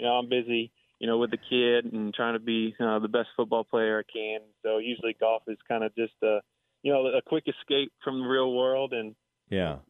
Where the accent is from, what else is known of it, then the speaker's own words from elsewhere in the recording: Irving, Texas, United States; I grew up playing TPC in Las Colinas